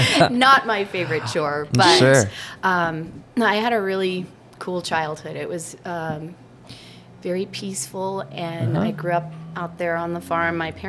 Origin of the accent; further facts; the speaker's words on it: Adrian, Oregon, United States; I was born and raised on a farm a couple miles out of Adrian.